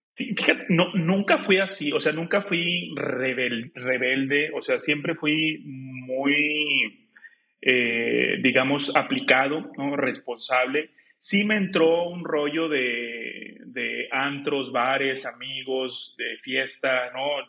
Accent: Juárez, Nuevo León, Mexico; also born or lived in Monterrey, Nuevo León; pero viví, siempre viví eh, hasta los 20, 21 años que prácticamente ya hice mis sacramentos y empieza la cuestión de la vocación en Juárez, Nuevo León

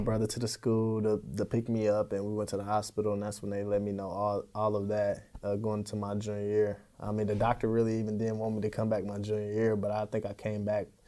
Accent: Kansas City, Missouri, United States; I'm from Kansas City, Missouri.

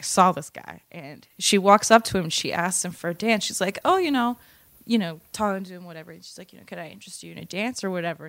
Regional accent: Massachusetts, United States; moved away; also born or lived in Baltimore; I'm from Massachusetts

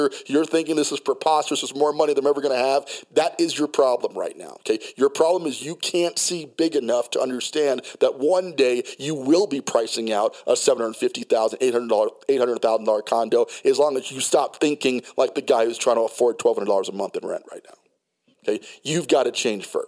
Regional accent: New York City, New York, United States; also born or lived in New Jersey / Colorado Springs, Colorado; now in Denver, United States; I was born in New Jersey, raised in Brooklyn, New York. The city runs very deep into my psyche, okay? I'm just naturally a city guy. I can dabble in the suburbs. I grew up in the burbs, Colorado Springs, Colorado.

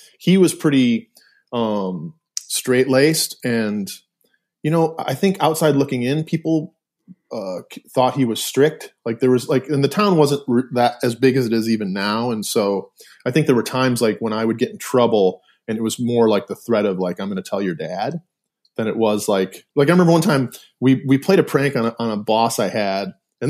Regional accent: Milford, Michigan, United States; also born or lived in Ypsilanti; I was born in Ypsilanti, but born and like raised or lived in Milford my whole life, until I left, you know, to go to college. So Milford is like a suburb, about 30 minutes or so outside of Detroit proper.

